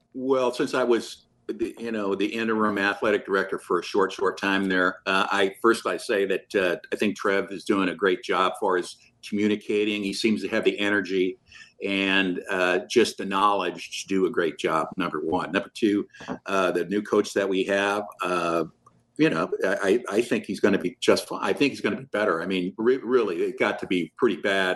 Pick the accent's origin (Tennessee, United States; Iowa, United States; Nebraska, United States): Nebraska, United States; Omaha; I'm from South Omaha